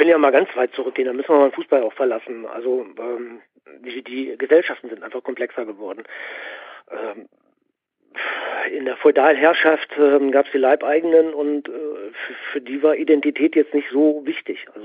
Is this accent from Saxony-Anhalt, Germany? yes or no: no; North Rhine-Westphalia, Germany; Und ich komme aus dem Pott, ich weiß da ein bisschen Bescheid.